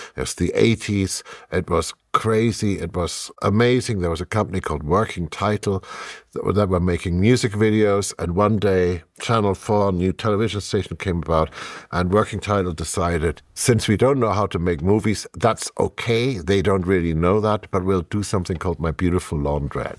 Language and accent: English; Germany; English is a second language; moved away